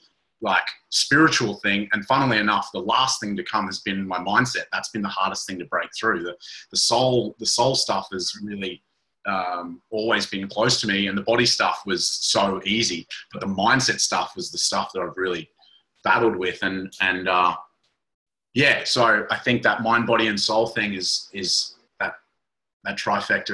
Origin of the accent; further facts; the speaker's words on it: Kyogle, New South Wales, Australia; I grew up in the Northern Rivers of New South Wales, little town called Kyogle